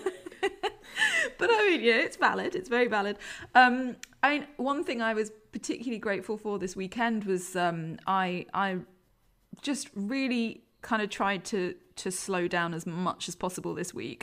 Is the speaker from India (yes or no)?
no; London, United Kingdom; now in Leeds, United Kingdom; I'm come from, I don't know if you can tell by my accent, come from London